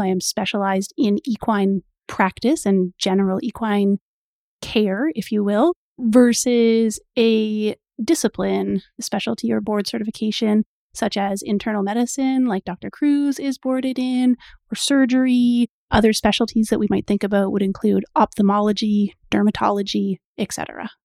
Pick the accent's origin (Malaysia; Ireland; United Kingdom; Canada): Canada; I am Canadian